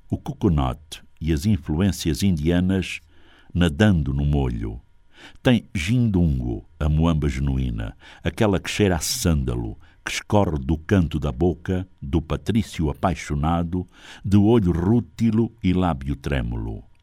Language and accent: Portuguese; South, Angola; Tem pirão de fuba de mandioca, que eu sou do Sul, usa-se de milho, mas eu prefiro de mandioca à moda do Norte